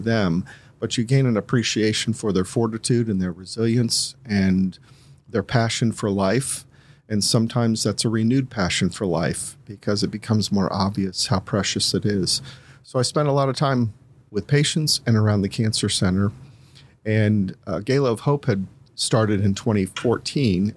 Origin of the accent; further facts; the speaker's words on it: Columbus, Ohio, United States; also born or lived in Greene County, Ohio; I'm originally from Columbus, um, spent my first eighteen years there